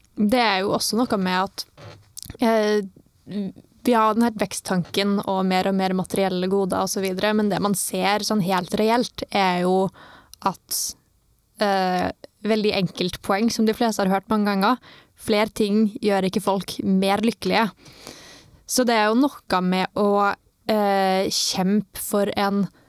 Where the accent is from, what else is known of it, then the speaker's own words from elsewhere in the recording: Trondheim, Trøndelag, Norway; når jeg vokste opp på Svartlamoen